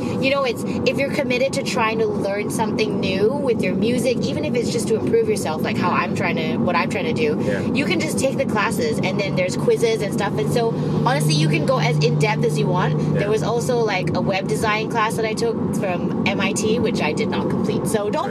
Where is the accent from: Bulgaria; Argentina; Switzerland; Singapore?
Singapore; accent: mixed; also born or lived in Australia; I grew up in Singapore, but I was born in Australia.